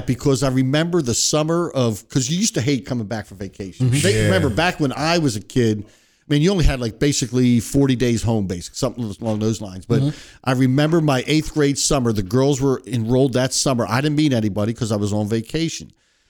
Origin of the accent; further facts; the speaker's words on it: Philadelphia, Pennsylvania, United States; Philadelphia. Great city of Philadelphia.